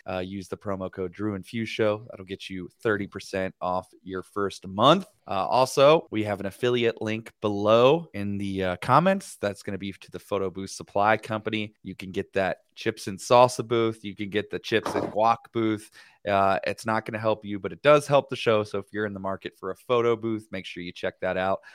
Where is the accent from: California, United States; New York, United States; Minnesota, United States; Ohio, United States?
Ohio, United States; Cincinnati; I'm from Cincinnati, Ohio